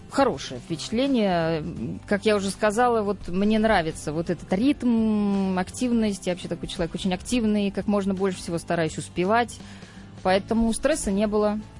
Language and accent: Russian; Saratov, Saratov Oblast, Russia; Я тогда, мы с ним жили еще в Саратове, в моем родном городе.